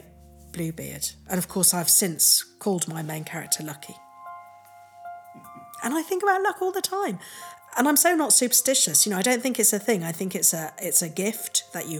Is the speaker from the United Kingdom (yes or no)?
yes; England, United Kingdom; I was born in England to a loving, stable family.